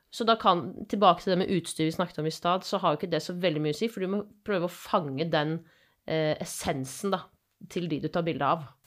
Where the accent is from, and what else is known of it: Asker, Akershus, Norway; now in Bergen, Norway